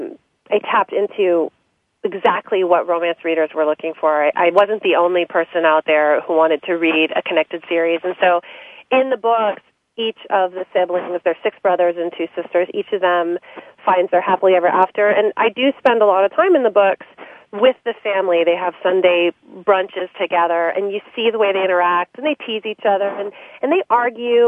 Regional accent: San Francisco Bay Area, California, United States; I'm from the San Francisco Bay Area. My father's a professor at Stanford, and I always wrote, and he's written many books on economics. And so writing was definitely always happening in our house

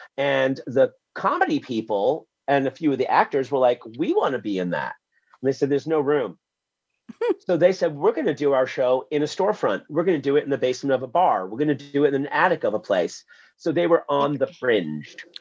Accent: New York City, New York, United States; I was born in Wyckoff Heights, Queens, in the middle of the blackout

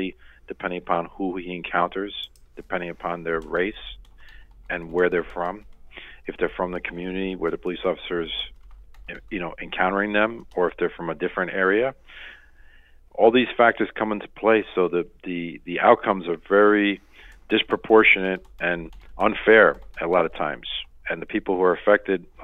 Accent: the South, United States; I grew up in the South

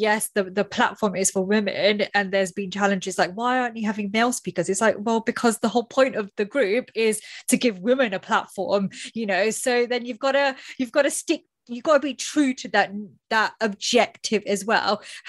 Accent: United Kingdom; as a British female Indian

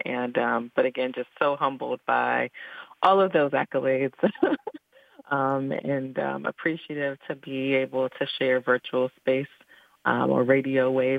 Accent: Eastern North Carolina, United States; I am a daughter and a product of the South. I grew up in Eastern North Carolina, and I am very much connected to the legacy of powerful Black women in particular

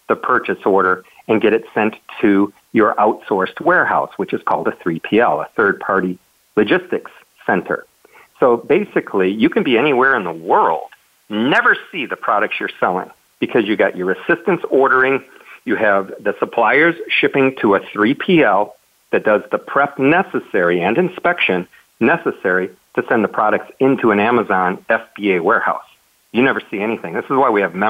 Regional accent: Michigan, United States; moved away as an adult; also born or lived in Las Vegas, Nevada; now in Puerto Rico; I'm from Michigan, and so basically I grew up never wanting to see snow again

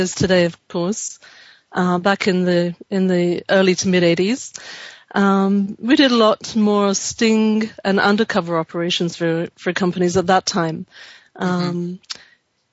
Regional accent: London, United Kingdom; now in California, United States; I was born in London and have lived here, though, for over 30 years now

